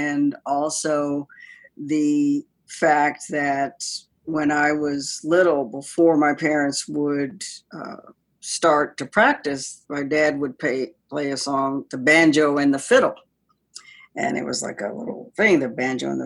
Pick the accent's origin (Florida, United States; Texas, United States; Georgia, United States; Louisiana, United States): Florida, United States; Tallahassee; I was born in Tallahassee, Florida